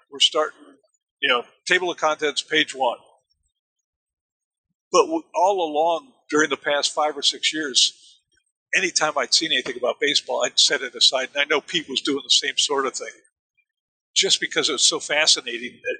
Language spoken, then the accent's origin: English; Germany; I grew up in Germany and understood how Germans looked at baseball as being something from another planet.